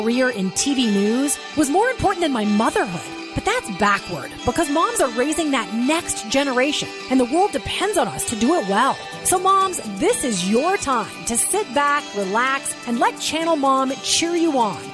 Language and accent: English; Minnesota, United States; now in Denver, United States; I grew up in Minnesota